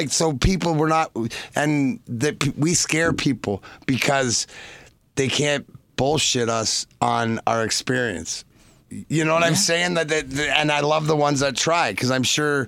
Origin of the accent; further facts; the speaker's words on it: Detroit, Michigan, United States; Detroit, being my hometown